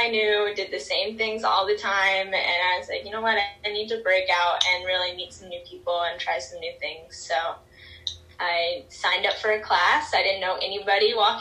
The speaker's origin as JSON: {"language": "English", "region": "South Florida", "country": "United States", "tie": "born or raised there", "said": "growing up in South Florida, being right on the water"}